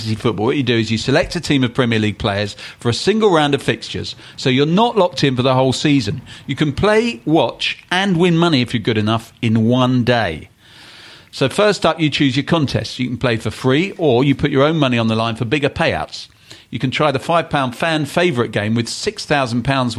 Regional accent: London, United Kingdom; I grew up in West London

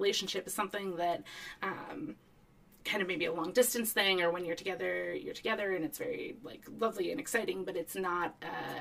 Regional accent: East Coast, United States; I grew up on the East Coast, and I actually spent a lot of time in Boston growing up

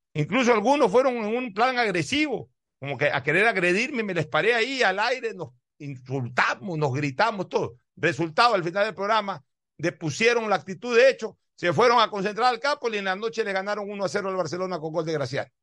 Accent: Guayaquil, Guayas, Ecuador; soy guayaquileño

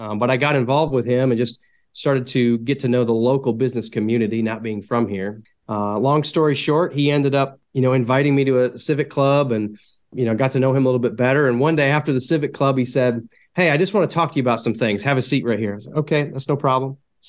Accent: Buffalo, New York, United States; moved away as an adult; now in North Carolina, United States; You know, I moved to North Carolina from Buffalo, New York, as you referenced, to go to school.

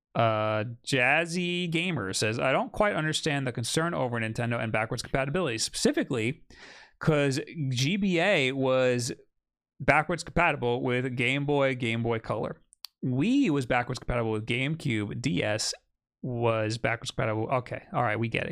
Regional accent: Long Island, New York, United States; accent: Long Island; now in New York City, United States; when I'm around other Long Island people, my accent gets way

